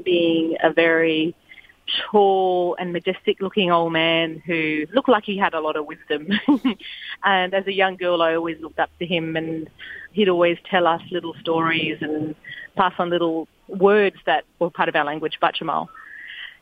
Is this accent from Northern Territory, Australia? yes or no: yes; Daly River, Northern Territory, Australia; So I grew up in a little community called Daly River. So it's southwest of Darwin